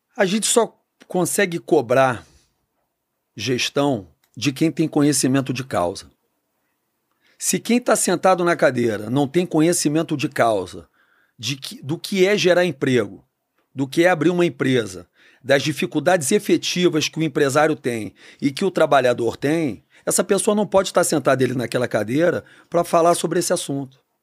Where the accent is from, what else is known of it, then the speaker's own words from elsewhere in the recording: Rio de Janeiro, Brazil; Eu sou nascido e criado no Rio.